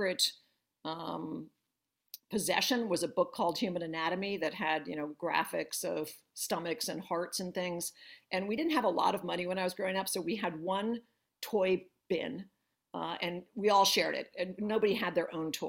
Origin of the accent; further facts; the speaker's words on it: Northern New Jersey, United States; moved away as an adult; also born or lived in New York / Boston; now in Philadelphia, United States; So I'm a Jersey girl. I grew up in Northern Jersey.